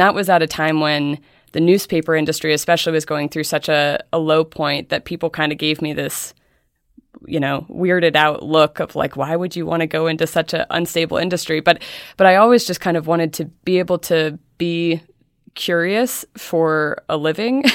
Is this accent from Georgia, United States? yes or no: no; Helena, Montana, United States; moved away; I grew up in Helena, Montana